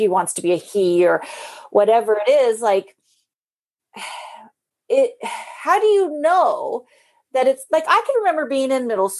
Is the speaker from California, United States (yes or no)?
yes; near San Francisco, California, United States; when we grew up near San Francisco